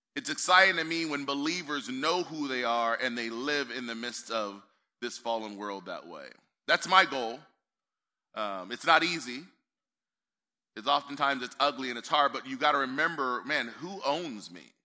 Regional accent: United States; also born or lived in Northern California; So I'm American

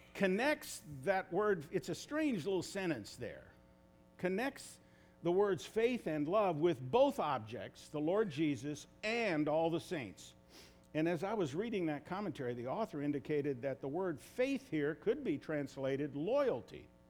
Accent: United States; as English speaking Americans

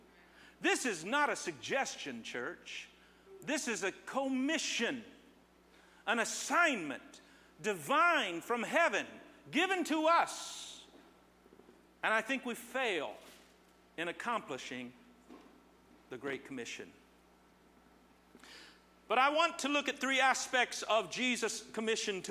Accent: Terre Haute, Indiana, United States; moved away; I'm from Terre Haute, and every time I say it, they holler back

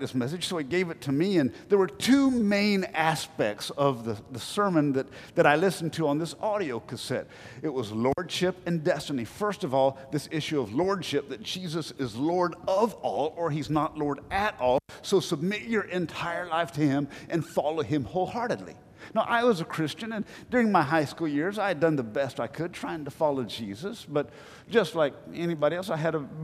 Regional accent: Black Mountain, North Carolina, United States; accent: North Carolina; I grew up in Black Mountain, North Carolina, you know, population 5,000

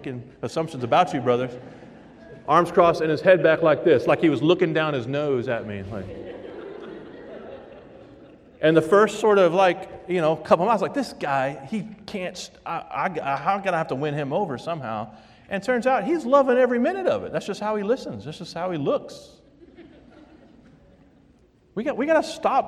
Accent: the South, United States; moved away as an adult; now in Vermont, United States; I'm from the South

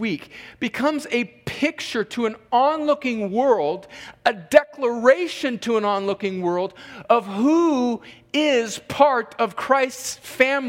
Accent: United States; I'm an American because I was born in America. Barely. But I was born like 1 mile north of the fence

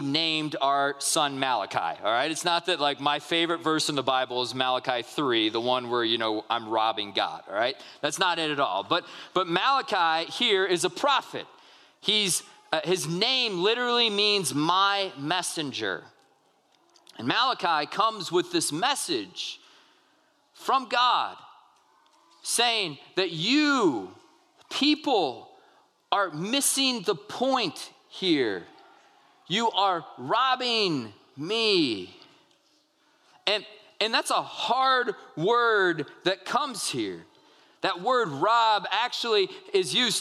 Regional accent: United States; we as American people

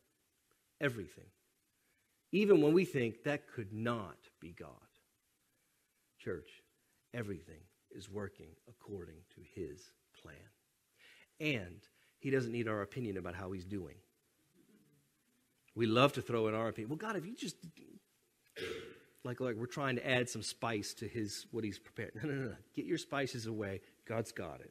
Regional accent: United States; we're American

